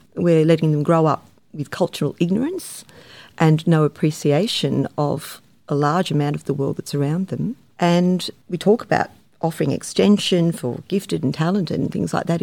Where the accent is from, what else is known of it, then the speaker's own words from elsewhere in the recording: Sydney, New South Wales, Australia; I grew up in the Shire and I teach in the Shire